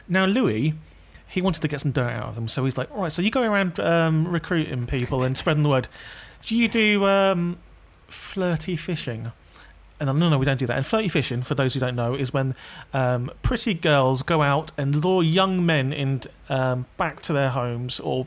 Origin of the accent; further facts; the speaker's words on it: London, United Kingdom; I'm from London.